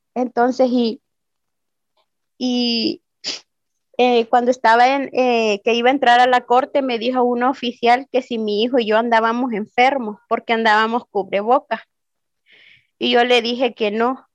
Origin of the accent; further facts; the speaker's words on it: El Salvador; moved away as an adult; now in Ciudad Juárez, Mexico; Vengo eh, vengo del Salvador